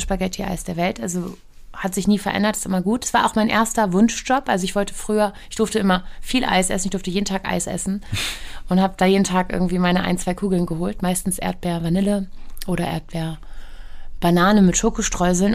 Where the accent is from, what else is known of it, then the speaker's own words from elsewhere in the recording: Hamburg, Germany; ich bin geboren in ähm, im AK Wandsbek